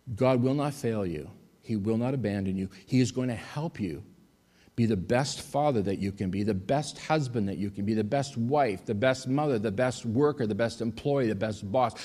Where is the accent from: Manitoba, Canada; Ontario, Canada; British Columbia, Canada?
Manitoba, Canada; Winnipeg; also born or lived in Athens, Greece / Thessaloniki, Greece; I was in Athens for a year and then I went home to Winnipeg